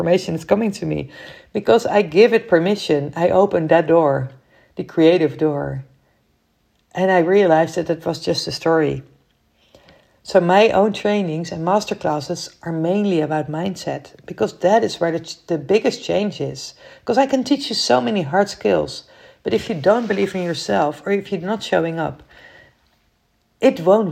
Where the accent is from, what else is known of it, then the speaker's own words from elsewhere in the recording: Netherlands; I'm from the Netherlands